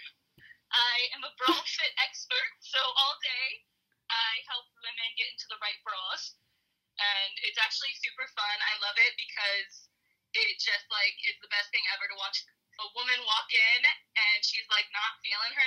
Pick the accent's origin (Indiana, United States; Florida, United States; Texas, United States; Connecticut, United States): Indiana, United States; Fort Wayne; moved away; I'm originally from Fort Wayne, Indiana.